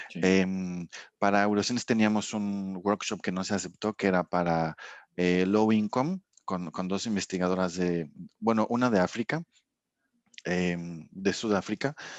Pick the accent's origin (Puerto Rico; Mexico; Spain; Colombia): Mexico; also born or lived in Dijon, France; yo no soy de aquí, soy mexicano